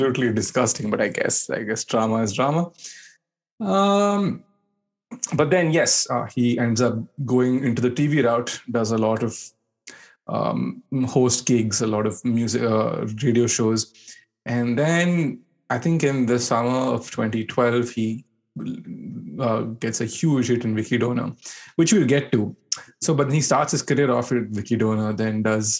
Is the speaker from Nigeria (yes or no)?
no; India; growing up in India in the early 2000s